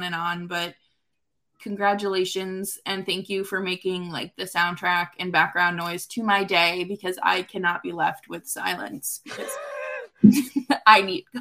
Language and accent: English; New York, United States; As a New Yorker